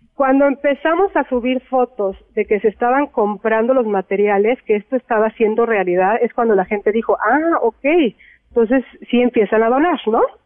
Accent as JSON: {"language": "Spanish", "country": "Mexico"}